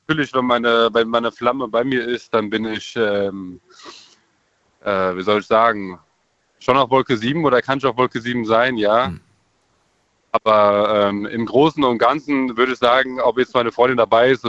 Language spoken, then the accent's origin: German; Krefeld, North Rhine-Westphalia, Germany; now in Langen, Germany; Hi, ich komme aus Krefeld, wohne aber jetzt in Langen.